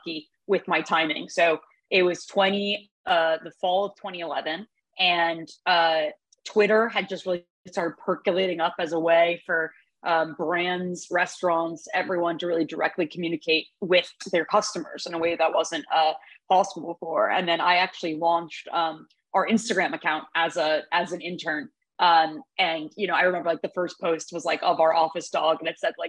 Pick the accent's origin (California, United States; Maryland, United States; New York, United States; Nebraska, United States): New York, United States; New York City; I grew up on the Upper West Side